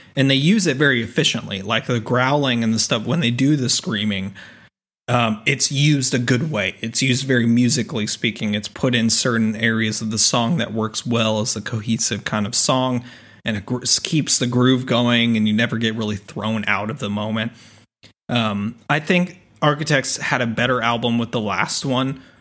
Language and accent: English; Texas, United States; I'm a Texan